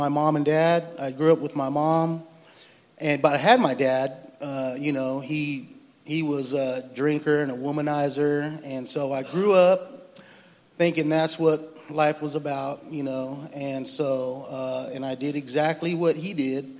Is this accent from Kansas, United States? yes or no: no; Fresno, California, United States; we're both from Fresno, California